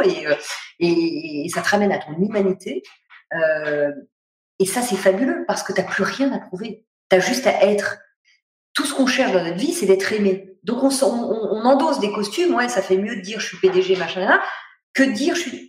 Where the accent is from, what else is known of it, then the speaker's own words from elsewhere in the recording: Paris, Île-de-France, France; je suis parisienne